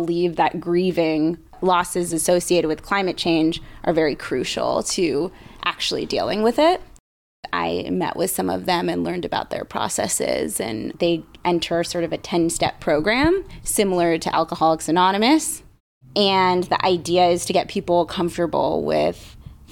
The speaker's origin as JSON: {"language": "English", "area": "Bay Area", "region": "California", "country": "United States", "tie": "born or raised there", "said": "growing up in the Bay Area"}